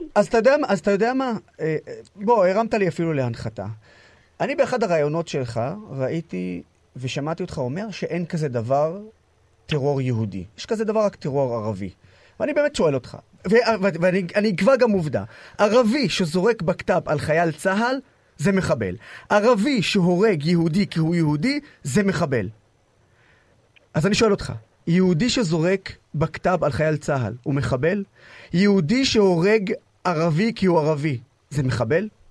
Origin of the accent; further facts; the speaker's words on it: Israel; כערבי ישראלי